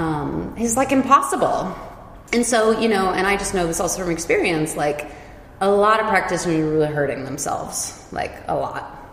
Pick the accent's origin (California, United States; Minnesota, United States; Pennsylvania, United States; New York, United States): California, United States; Silicon Valley; moved away as an adult; also born or lived in San Francisco Bay Area / San Diego; now in Basel, Switzerland; I was originally born in like the San Francisco Bay Area. I basically grew up in Silicon Valley